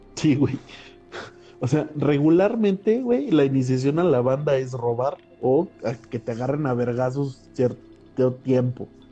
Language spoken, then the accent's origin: Spanish; San Luis Potosí, Mexico; moved away; yo no soy de aquí, o sea, yo soy de San Luis